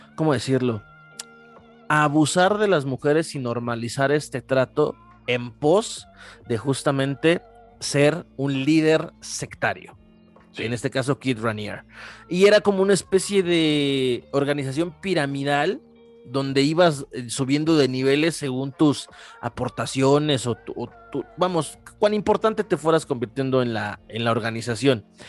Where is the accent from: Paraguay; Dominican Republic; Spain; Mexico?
Mexico; cómo somos los mexicanos